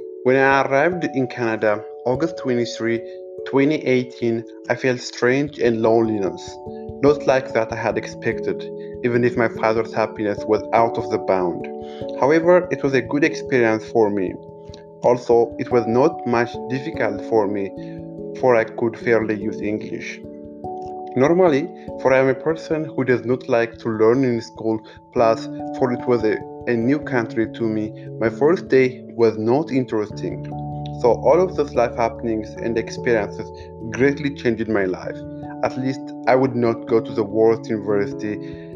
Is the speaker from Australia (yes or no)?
no; Addis Ababa, Ethiopia; I was born on Saturday night, September 26, 1995, by the Gregorian calendar and September 19, 1988 by Ethiopian calendar in Addis Ababa, Ethiopia